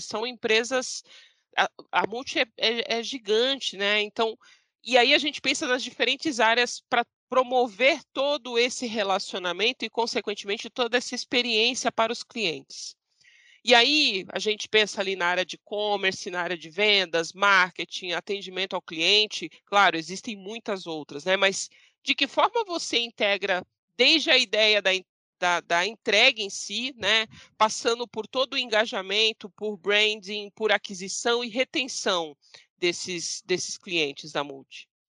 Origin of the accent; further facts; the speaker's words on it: Santos, São Paulo, Brazil; now in São Paulo, Brazil; Eu sou santista, uhum. eu sou de praia, moro em São Paulo